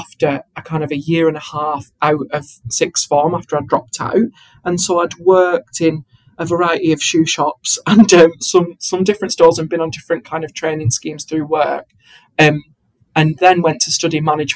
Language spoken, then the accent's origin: English; Bolton, North West England, United Kingdom; moved away as an adult; also born or lived in Eastbourne; if you can understand my accent, I'm from Bolton